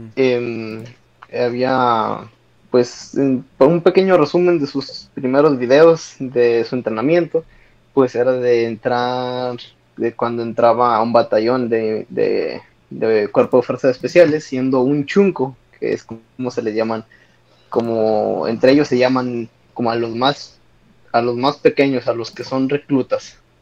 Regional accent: Zacatecas, Mexico; now in United States; yo nací en Estados Unidos, pero ya crecí toda mi vida

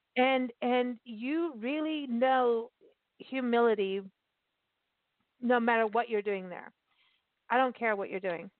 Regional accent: Port Elizabeth, Eastern Cape, South Africa; moved away; I grew up in South Africa, like in my teens, right? And um, right. And I and I lived in Port Elizabeth

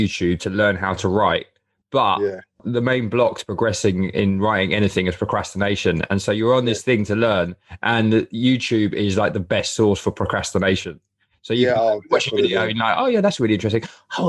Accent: London, United Kingdom; born or raised there

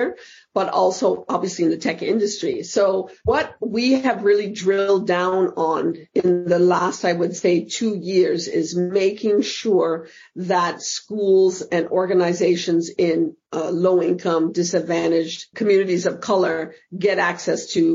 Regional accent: Canada; moved away as an adult; also born or lived in Fort Lauderdale, United States / New York, United States; now in Amsterdam, Netherlands; as a kid growing up in Canada

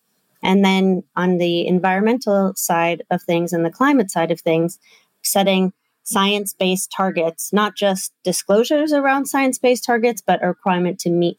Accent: Minnesota, United States; moved away as an adult; also born or lived in Perth, Australia; now in New York, United States; Born and raised in Minnesota, and then went to college and law school, and my career has been in New York since then.

